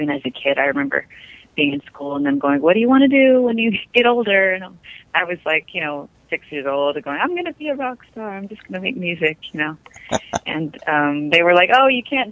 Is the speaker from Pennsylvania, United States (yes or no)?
no; New Mexico, United States; I come from New Mexico.